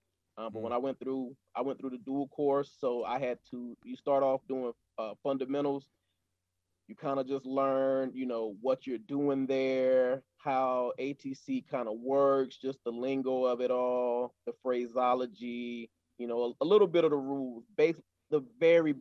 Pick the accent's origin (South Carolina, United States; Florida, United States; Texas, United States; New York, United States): South Carolina, United States; Sumter; moved away as an adult; also born or lived in Yokota Air Base, Japan; my hometown of Sumter, South Carolina at Shaw Air Force Base